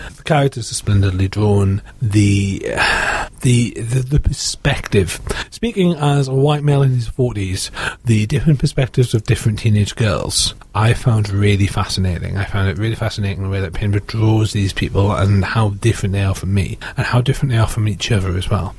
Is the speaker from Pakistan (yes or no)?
no; United Kingdom; I'm British